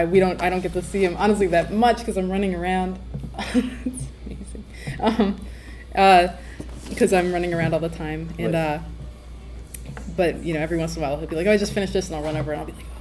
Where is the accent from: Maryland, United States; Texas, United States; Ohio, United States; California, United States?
Maryland, United States; moved away; also born or lived in New York; I grew up in Maryland.